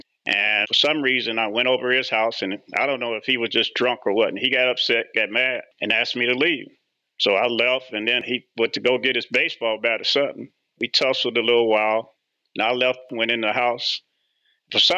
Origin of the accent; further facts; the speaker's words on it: Indianapolis, Indiana, United States; moved away as an adult; also born or lived in Elkhart, Indiana; I grew up in Indianapolis, went to George Washington High School